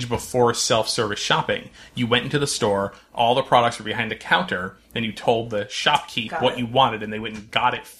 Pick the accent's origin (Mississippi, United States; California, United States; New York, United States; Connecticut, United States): Connecticut, United States; North Branford; my hometown of North Brantford, Connecticut